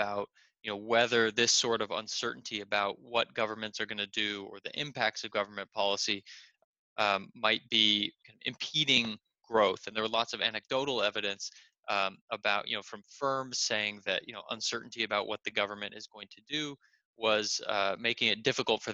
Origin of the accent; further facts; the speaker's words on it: San Diego, California, United States; moved away as an adult; also born or lived in Berkeley, California / Stanford, California; now in Chicago, United States; I was born and raised in San Diego, California. I kind of grew up there